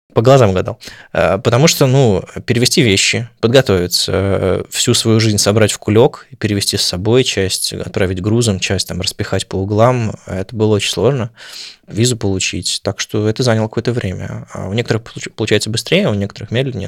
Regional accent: Saint Petersburg, Russia; moved away as an adult; also born or lived in Moscow / Oslo; now in Berlin, Germany; каждый раз возвращение в Питер.

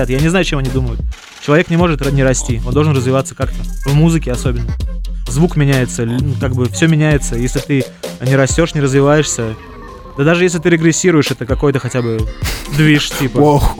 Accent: Zelenograd, Moscow, Russia; Я из Зеленограда, Москва. Ну, окраина Москвы, Зеленоград.

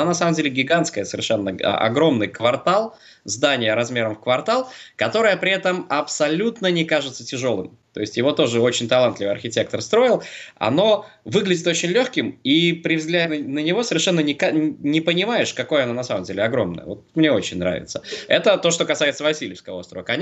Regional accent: Saint Petersburg, Russia; Мы же петербуржцы очень любим э, гордиться своей инаковостью и особостью.

